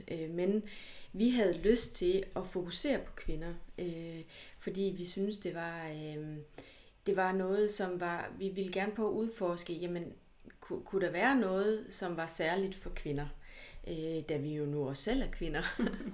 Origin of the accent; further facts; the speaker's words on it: Hjørring, North Denmark Region, Denmark; now in Aarhus, Denmark; jeg er fra Nordjylland, og fra Jøring